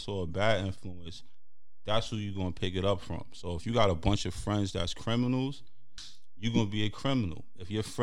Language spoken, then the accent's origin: English; New York City, New York, United States; Being a teen growing up in Brooklyn and Harlem